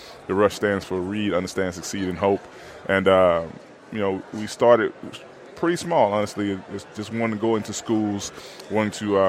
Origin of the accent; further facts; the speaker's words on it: Alabama, United States; back in my home state of Alabama.